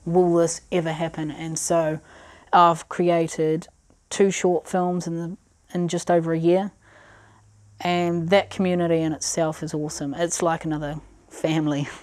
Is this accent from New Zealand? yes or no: yes; Christchurch, Canterbury, New Zealand; also born or lived in Pechory, Russia; growing up in Christchurch